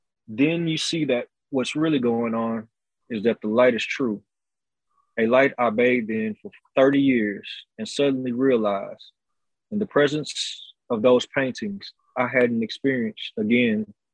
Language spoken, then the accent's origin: English; California, United States; I grew up in Southern California and moved north when I was 30.